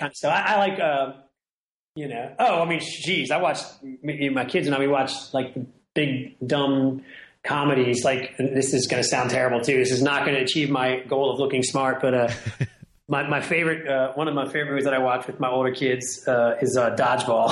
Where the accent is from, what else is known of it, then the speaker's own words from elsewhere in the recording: Washington, District of Columbia, United States; now in New Orleans, United States; I live in New Orleans. I grew up in Washington, D.C.